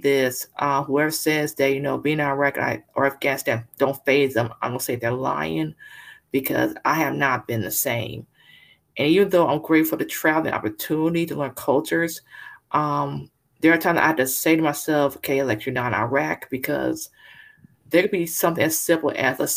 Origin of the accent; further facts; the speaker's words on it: California, United States; now in Texas, United States; I'm originally from California, but currently live in Texas